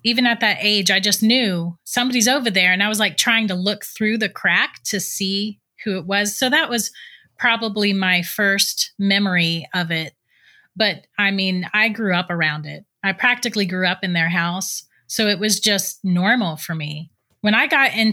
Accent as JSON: {"language": "English", "town": "St. Augustine", "region": "Florida", "country": "United States", "tie": "born or raised there", "said": "I was born and raised in St. Augustine"}